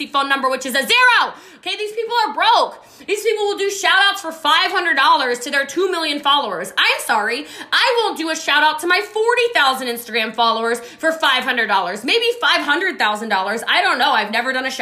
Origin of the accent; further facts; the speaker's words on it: Frederick County, Maryland, United States; I'm from Frederick County